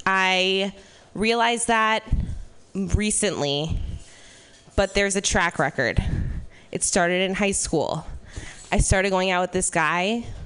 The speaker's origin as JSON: {"language": "English", "country": "Ireland", "said": "Yeah, the thing about being Irish is that, like, you're a colonized country, but no one knows why blackface is bad there."}